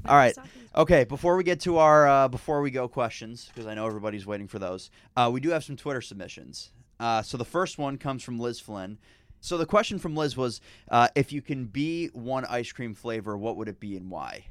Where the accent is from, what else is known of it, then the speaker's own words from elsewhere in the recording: Northeast, United States; I am from the Northeast